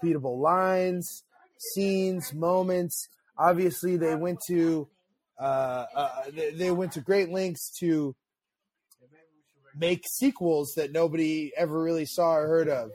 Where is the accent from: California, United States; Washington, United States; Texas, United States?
California, United States; Pacifica; moved away; I grew up in the back of the valley in Pacifica